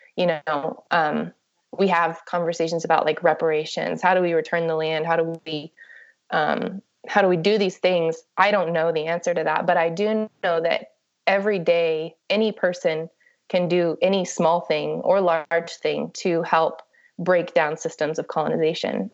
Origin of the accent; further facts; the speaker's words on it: Ada, Oklahoma, United States; also born or lived in New Mexico; I was born in Ada, Oklahoma. So I grew up in Oklahoma and um, also in New Mexico.